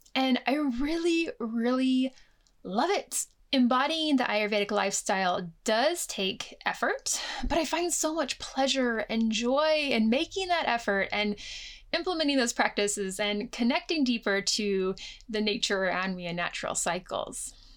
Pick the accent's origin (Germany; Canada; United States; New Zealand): United States; moved away as an adult; now in United Kingdom; growing up in the United States